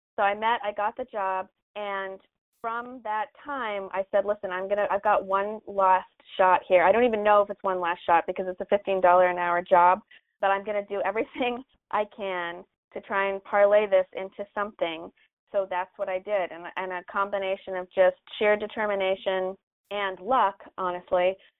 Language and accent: English; Canada; now in Los Angeles, United States; I am from Canada. I'm a Canadian living in Los Angeles.